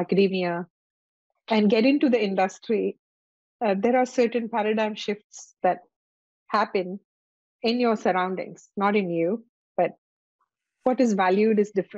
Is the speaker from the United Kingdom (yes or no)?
no; India; moved away; I come from India